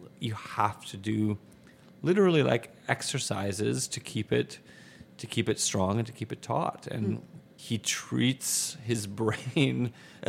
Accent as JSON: {"language": "English", "region": "Michigan", "country": "United States", "tie": "born or raised there", "moved": "yes", "lives_now": "Chicago, United States", "said": "I grew up in Michigan"}